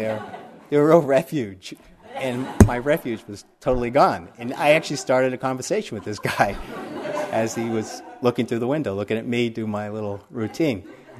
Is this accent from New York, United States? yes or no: yes; New York, United States; I came from the city, I came from New York